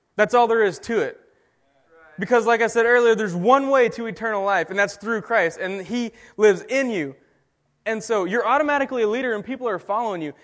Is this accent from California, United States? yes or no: no; Texas, United States; I'm from Texas